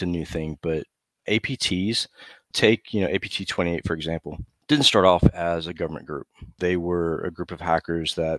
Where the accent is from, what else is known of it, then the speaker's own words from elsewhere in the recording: United States; moved away as an adult; when I came back to the States